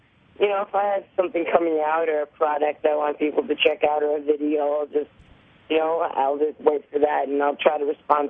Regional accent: New York, United States; now in Los Angeles, United States; I'm from New York, and I'm still with an agency that I found out there when I was around 8 or 9, and I've just been going on auditions, and now I'm from LA too.

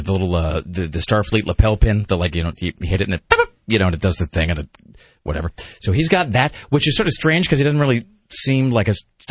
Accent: Pacific Northwest, United States; Like growing up in the Northwest, there was this band called ….

